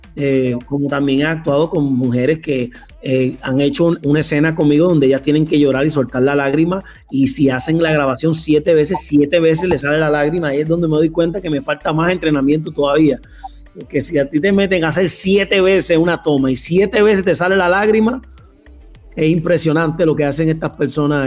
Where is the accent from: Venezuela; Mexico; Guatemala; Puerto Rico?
Puerto Rico; also born or lived in Colombia; yo soy boricua de pura cepa, yo amo Puerto Rico, es mi isla